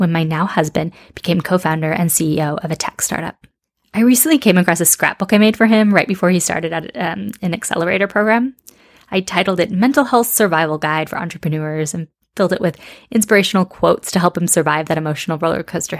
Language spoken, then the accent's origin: English; Seattle, Washington, United States; moved away as an adult; also born or lived in Madrid, Spain / Amsterdam, Netherlands; I grew up in Seattle in the US, but moved to Spain in my mid-20s.